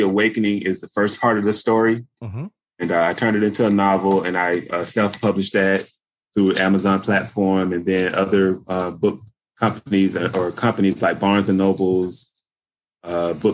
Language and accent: English; Daytona Beach, Florida, United States; moved away as an adult; also born or lived in Georgia; now in New York, United States; I was actually born in Daytona Beach, Florida